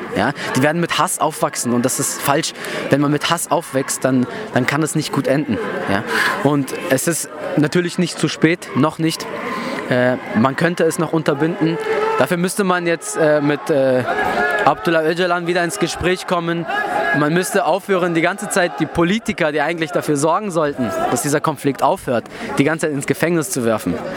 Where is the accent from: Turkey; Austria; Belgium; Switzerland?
Turkey; now in Germany; das Dorf dran, wo ich herkomme